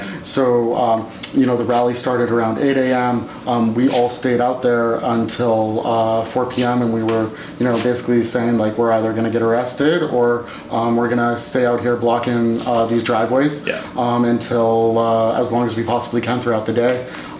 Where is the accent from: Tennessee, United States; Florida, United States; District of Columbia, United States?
Tennessee, United States; Nashville; also born or lived in Massachusetts / England; and then I mostly tell people I'm from Tennessee because that's the longest I spent anywhere as a kid. So I moved to Nashville when I was in fifth grade and stayed there through high school.